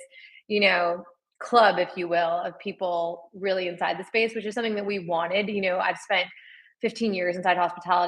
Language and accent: English; Laguna Beach, California, United States; moved away as an adult; also born or lived in Philadelphia; now in New York City, United States; I grew up in Laguna Beach, California.